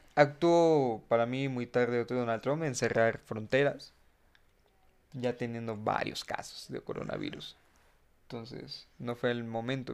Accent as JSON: {"language": "Spanish", "country": "Mexico", "said": "cuántos mexicanos somos"}